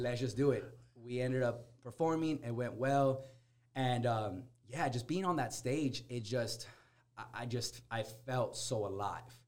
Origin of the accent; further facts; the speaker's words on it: Corona, United States; growing up in Corona, I could I could tell you there's very very few people that know how to dance bachata y salsa.